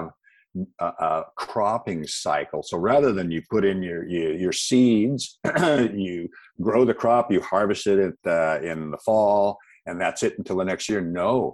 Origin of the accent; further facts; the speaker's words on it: Seattle, Washington, United States; I grew up in the Pacific Northwest, out in the Seattle area, and Washington State is what they call the Evergreen State.